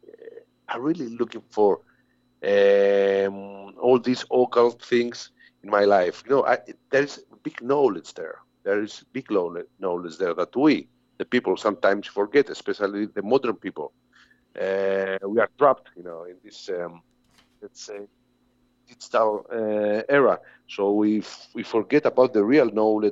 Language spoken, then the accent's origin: English; Greece; all these bands come from my hometown